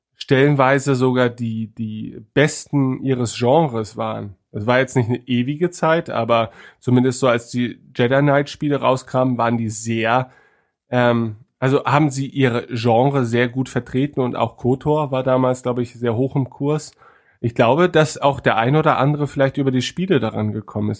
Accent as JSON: {"language": "German", "area": "East Frisia", "region": "Lower Saxony", "country": "Germany", "said": "ich als Ostfriese"}